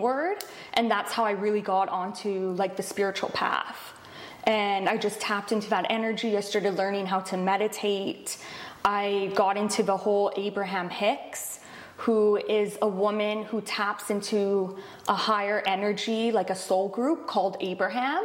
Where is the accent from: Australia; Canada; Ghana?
Canada; Vancouver, British Columbia; I grew up in Vancouver, BC.